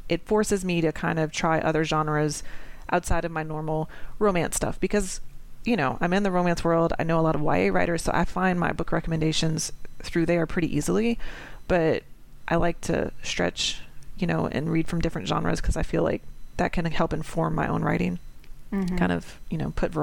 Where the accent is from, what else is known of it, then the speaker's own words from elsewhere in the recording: New Orleans, Louisiana, United States; I'm from New Orleans